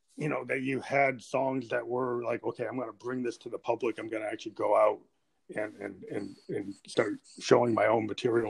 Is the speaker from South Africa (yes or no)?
no; New Hampshire, United States; I come from New Hampshire